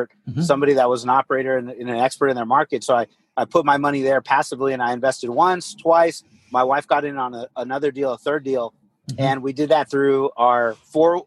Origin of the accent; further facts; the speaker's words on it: Corpus Christi, Texas, United States; also born or lived in San Antonio, Texas; I'm originally from Corpus Christi, Texas. So I grew up, you know, kind of beach town